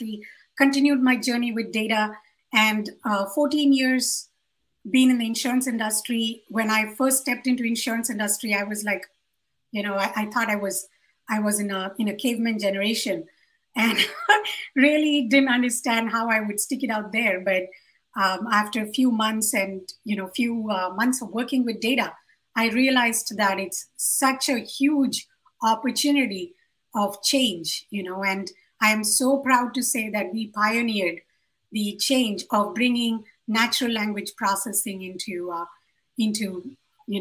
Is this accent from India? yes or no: yes; Hyderabad, Telangana, India; I come from Hyderabad in India